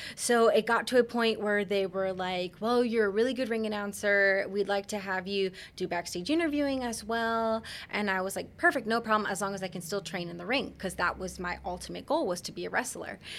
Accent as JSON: {"language": "English", "region": "Central Florida", "country": "United States", "tie": "born or raised there", "said": "Born and raised in Central Florida"}